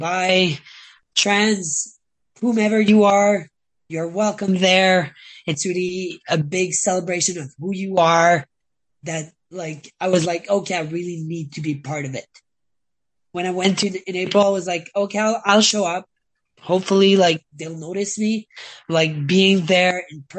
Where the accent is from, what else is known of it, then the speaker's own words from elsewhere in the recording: Canada; I'm Canadian